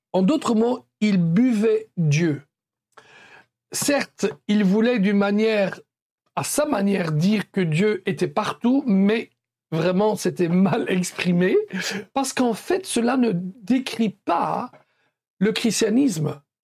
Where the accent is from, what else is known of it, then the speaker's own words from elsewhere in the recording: Belgium; comme on dit chez nous en Belgique